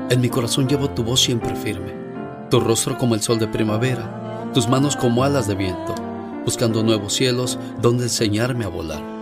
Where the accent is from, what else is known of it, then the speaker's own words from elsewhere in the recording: Puebla, Mexico; moved away; Yo soy... salí de Puebla.